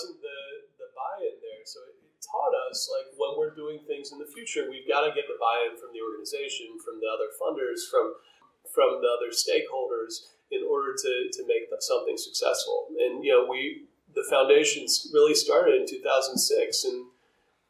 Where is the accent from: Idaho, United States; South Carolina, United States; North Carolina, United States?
North Carolina, United States; BBYO, which I grew up with in North Carolina